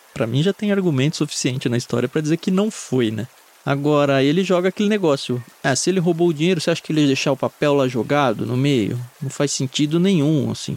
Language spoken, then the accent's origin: Portuguese; Jundiaí, São Paulo, Brazil; Quando eu era adolescente, eu cresci em Jundiaí